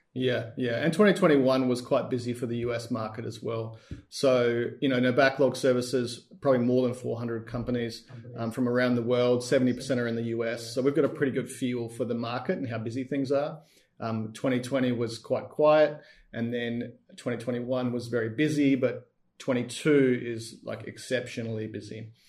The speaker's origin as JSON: {"language": "English", "country": "Australia", "said": "We're both Australian."}